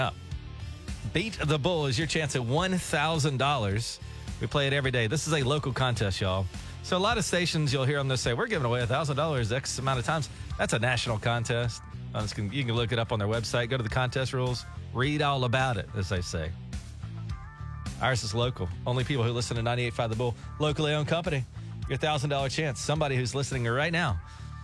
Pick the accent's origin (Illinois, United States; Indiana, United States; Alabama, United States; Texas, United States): Alabama, United States; Gulf Shores; now in Oklahoma, United States; If you ever go down to Gulf Shores, Alabama, that's sort of where I grew up.